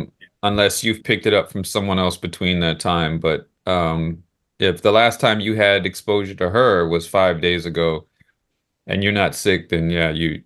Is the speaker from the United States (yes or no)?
yes; the South, United States; accent: Southern; moved away; I grew up in the South, too